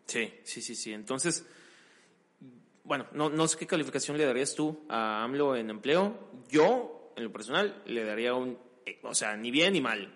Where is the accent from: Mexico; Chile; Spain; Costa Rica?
Mexico; nosotros como mexicanos